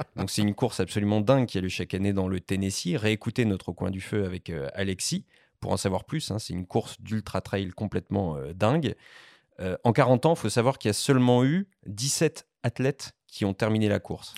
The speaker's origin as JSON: {"language": "French", "area": "Périgord", "region": "Nouvelle-Aquitaine", "country": "France", "said": "je viens du Périgord"}